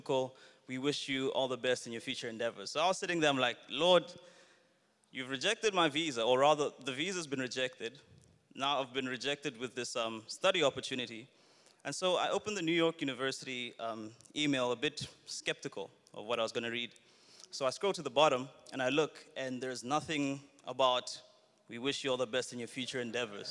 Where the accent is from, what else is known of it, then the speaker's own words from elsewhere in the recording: Botswana; moved away as an adult; now in Johannesburg, South Africa; Originally, I'm Zambian, born and raised in Botswana, and then I moved to Johannesburg, to South Africa for studies and eventually for work